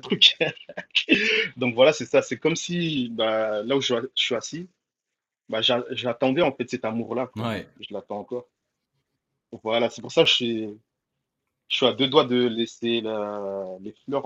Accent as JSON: {"language": "French", "country": "Mayotte", "tie": "born or raised there", "moved": "yes", "lives_now": "Lille, France", "said": "rappeur de Lille euh, donc, euh, originaire de Mayotte, euh, je suis né là-bas"}